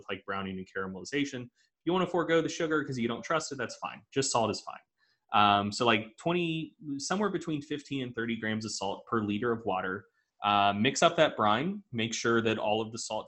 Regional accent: the South, United States; I'm from the South.

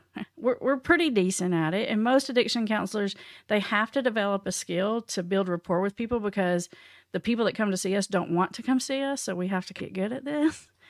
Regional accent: Tennessee, United States; I'm from the Tennessee. in the little tiny town, not even close to a big town, like really small, isolated town.

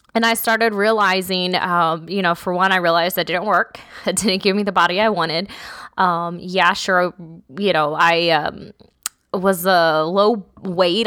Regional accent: South Texas, United States; I grew up in South Texas

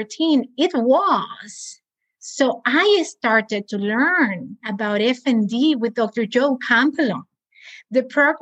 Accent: Cuba; also born or lived in Spain; now in United States; I'm also from Cuba.

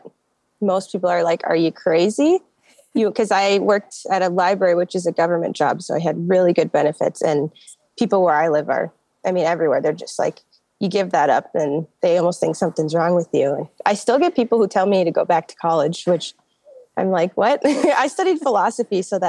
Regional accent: Minneapolis, Minnesota, United States; I'm from Minneapolis

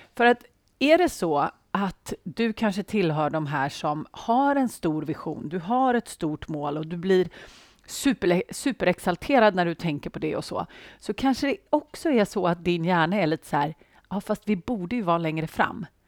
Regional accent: Sweden; Jag antar att jag är svensk

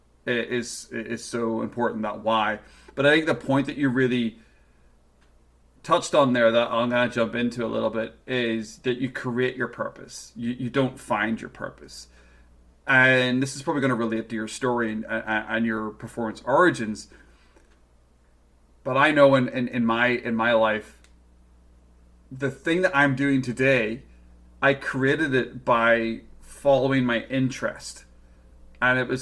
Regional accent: Northern Ireland, United Kingdom; now in Vancouver, Canada; I'm over in Vancouver, obviously, and come from Northern Ireland

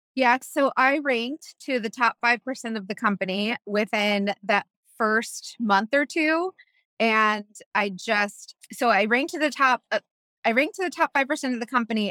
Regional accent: Tampa, Florida, United States; I'm from Tampa

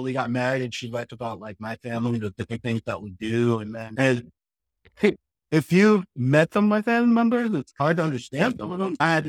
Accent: Boston, Massachusetts, United States; I grew up in Mattapan, Boston. The only place that I went to was like Dorchester, Mattapan, High Park, down there, things like that, Mattapan Square, things like that.

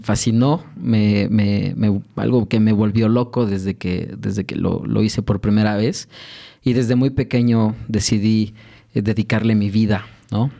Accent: Mexico City, Mexico; soy originario de la Ciudad de México, particularmente de, Santa Fe

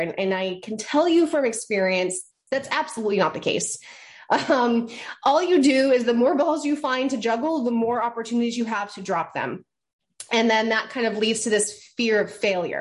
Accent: Maine, United States; I'm from Maine.

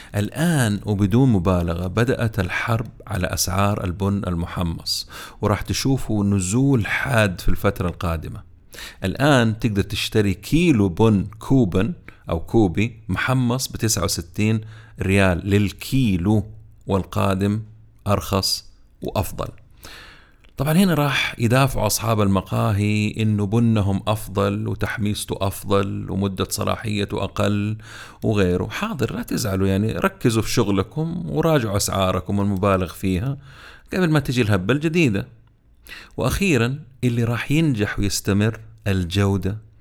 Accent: Jeddah, Makkah Province, Saudi Arabia; عندنا في جدة

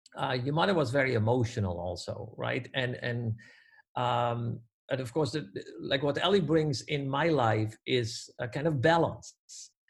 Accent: Netherlands; born or raised there; moved away as an adult; now in Canada

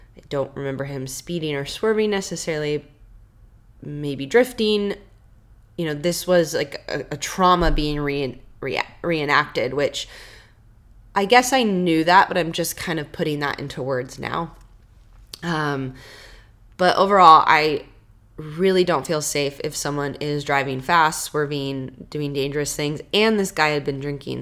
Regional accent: Washington, United States; I'm from Washington

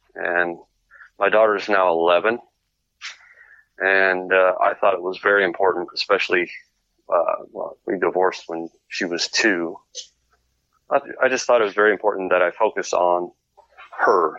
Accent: California, United States; I'm I'm from California

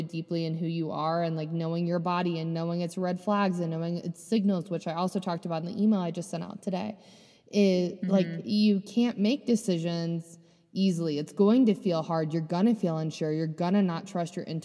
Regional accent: Delaware, Ohio, United States; moved away; my hometown in Delaware, Ohio

